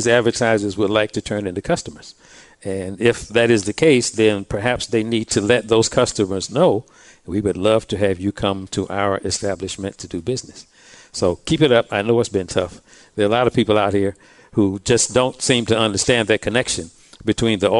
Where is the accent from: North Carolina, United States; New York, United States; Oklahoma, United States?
North Carolina, United States; Durham; also born or lived in Ohio; I was born and raised in Durham